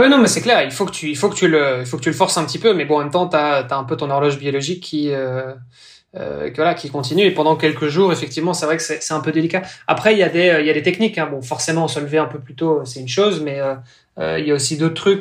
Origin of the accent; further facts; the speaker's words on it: Belgium; now in Brittany, France; je suis belge